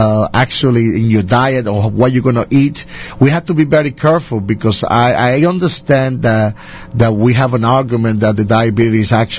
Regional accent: Bronx, New York, United States; born there; I was born here in the Bronx when I was born.

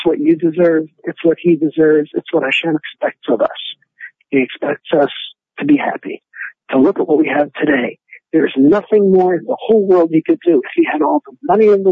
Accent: Pittsburgh, Pennsylvania, United States; I'm from Pittsburgh, Pennsylvania

